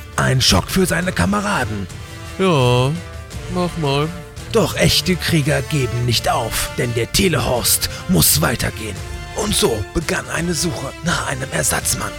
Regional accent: Rhein-Erft-Kreis, North Rhine-Westphalia, Germany; ich komme ja aus dem Erftkreis

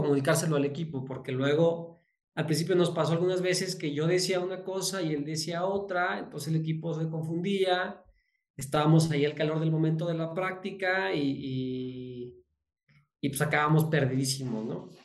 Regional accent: Zacatecas, Mexico; also born or lived in Guadalajara; yo soy de Zacatecas

